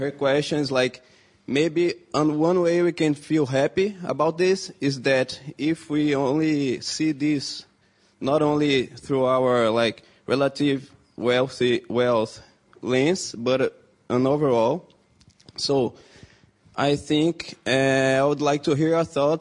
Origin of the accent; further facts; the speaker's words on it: Brazil; I'm from Brazil. And so that's the reality that I kind of come from and talk from